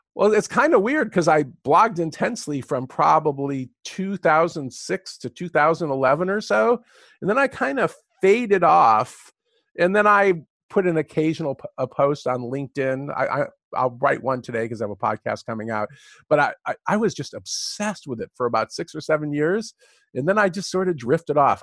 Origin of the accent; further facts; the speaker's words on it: California, United States; also born or lived in Michigan; I'm a Californian